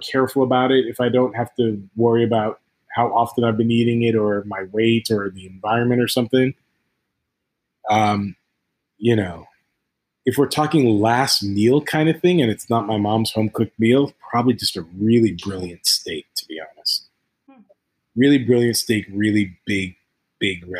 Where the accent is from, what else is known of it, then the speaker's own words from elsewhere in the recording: Ghana; moved away; also born or lived in United States; I grew up in Ghana, West Africa, born in the States, but grew up in Ghana.